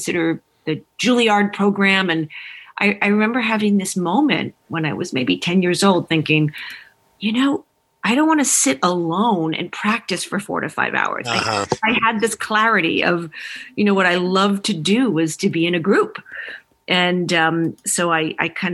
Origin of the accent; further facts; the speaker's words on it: New York City, New York, United States; I grew up in New York City, so I was in a location where I had easy exposure to theater and the arts